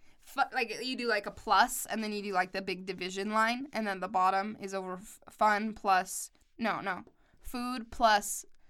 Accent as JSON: {"language": "English", "town": "West Jordan", "region": "Utah", "country": "United States", "said": "It's called West Jordan."}